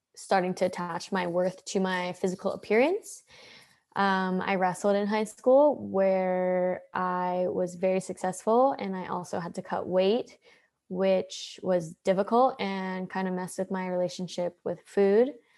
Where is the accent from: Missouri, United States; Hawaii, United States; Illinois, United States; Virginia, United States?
Hawaii, United States; now in San Diego, United States; I grew up in Hawaii